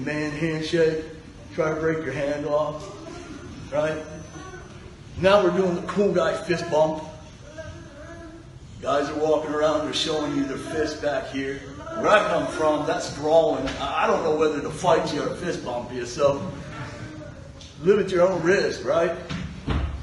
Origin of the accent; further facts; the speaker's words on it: Pittsburgh, Pennsylvania, United States; I'm from Pittsburgh